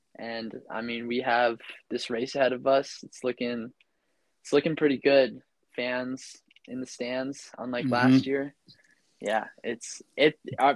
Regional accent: Ridgefield, Connecticut, United States; moved away as an adult; also born or lived in Ramsey, New Jersey; I'm originally from Ridgefield, Connecticut.

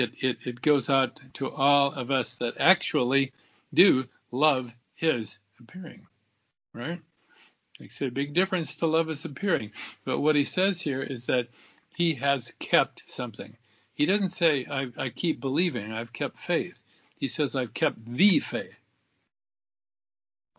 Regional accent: Southern Oregon, United States; I grew up in Southern Oregon

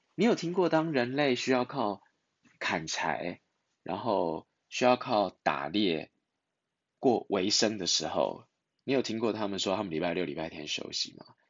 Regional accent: Taiwan; 我们在台湾

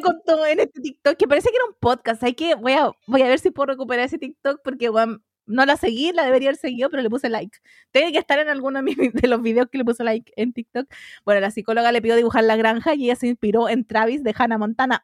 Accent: Melipilla, Santiago Metropolitan Region, Chile; soy de las Melipillas

